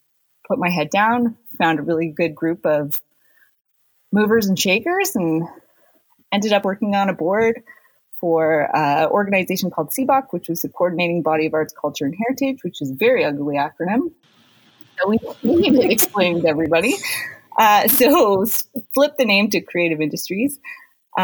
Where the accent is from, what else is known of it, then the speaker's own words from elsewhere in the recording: North Bay, Ontario, Canada; moved away; North Bay was a community I grew up in as a kid